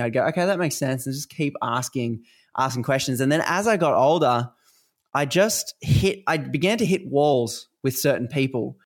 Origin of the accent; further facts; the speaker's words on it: Australia; accent: Australian; obviously you can probably hear from my accent uh, I live in Australia